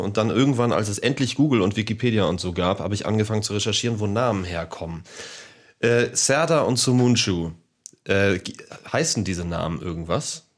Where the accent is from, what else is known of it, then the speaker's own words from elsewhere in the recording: Hamburg, Germany; ich bin gebürtiger Deutscher, ich bin Hamburger.